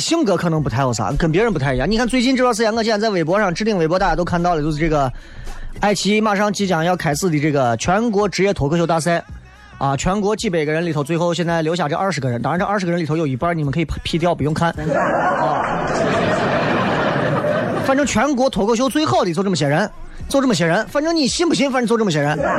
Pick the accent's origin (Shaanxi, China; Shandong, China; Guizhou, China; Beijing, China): Shaanxi, China; Xi'an; accent: Xi'an dialect; 我说我们西安话不说耍朋友